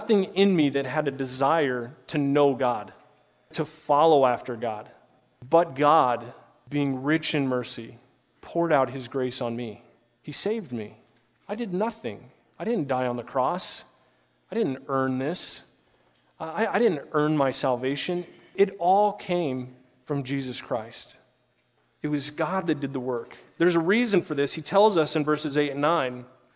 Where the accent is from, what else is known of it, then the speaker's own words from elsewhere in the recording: Omaha, Nebraska, United States; moved away; I grew up in Omaha